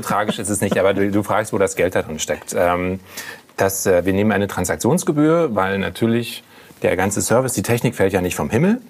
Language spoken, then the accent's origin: German; Berlin, Germany; als Berliner Pflanze ich wohne in Friedrichshain